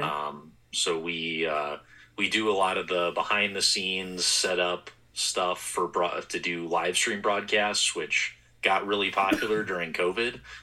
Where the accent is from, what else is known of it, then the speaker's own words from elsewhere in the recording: Wisconsin, United States; now in St. Paul, United States; I'm from Wisconsin